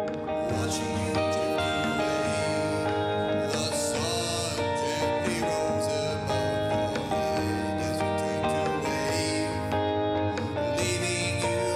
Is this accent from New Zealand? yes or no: yes; Christchurch, Canterbury, New Zealand; now in Wellington, New Zealand; I'm from Christchurch